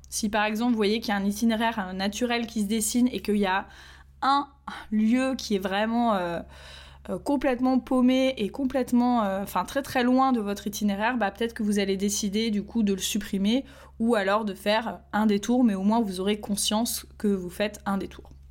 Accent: Nantes, Pays de la Loire, France; je suis nantaise

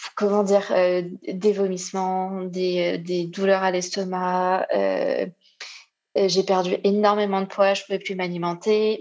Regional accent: Réunion; je viens de l'île de la Réunion

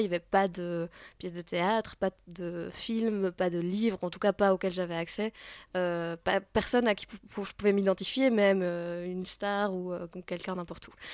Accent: Belgium; je suis belge

